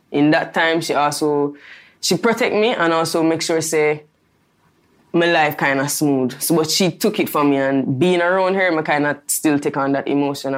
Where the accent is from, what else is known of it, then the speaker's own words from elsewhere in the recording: Spanish Town, Saint Catherine Parish, Jamaica; I never grew up like this. I grew up in Spanish Town, a very humble life, as I say.